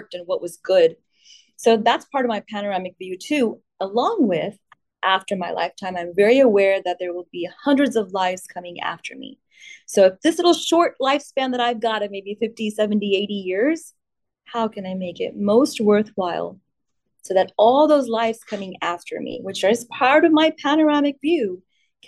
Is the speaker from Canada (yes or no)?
no; India; Me being born in India gave me an Indian passport, Indian citizenship